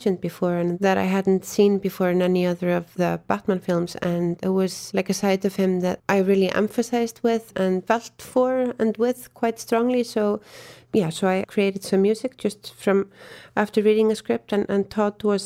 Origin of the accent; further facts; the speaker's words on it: Iceland; moved away as an adult; now in Berlin, Germany; I am from Iceland